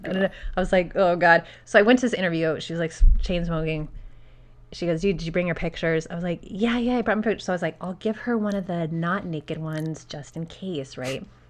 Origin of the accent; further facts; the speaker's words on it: Albuquerque, New Mexico, United States; moved away; I'm originally from Albuquerque, New Mexico